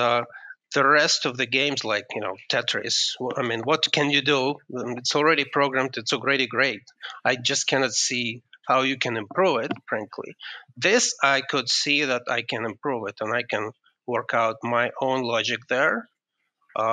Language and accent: English; Kyiv, Ukraine; moved away as an adult; now in United States; I am just from Ukraine. I'm actually from Kiev.